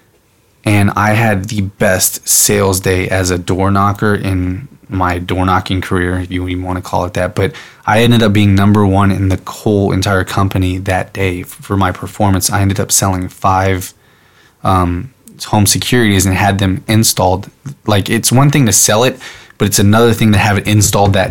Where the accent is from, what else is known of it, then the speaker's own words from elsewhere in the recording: San Antonio, Texas, United States; moved away as an adult; also born or lived in Vancouver, Washington; I'm in Vancouver, Washington, my hometown, San Antonio, Texas